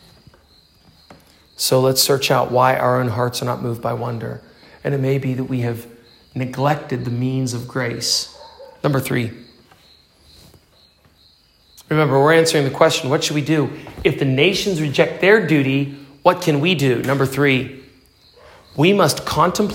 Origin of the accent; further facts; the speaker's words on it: Pennsylvania, United States; my church, where I grew up in Pennsylvania, United States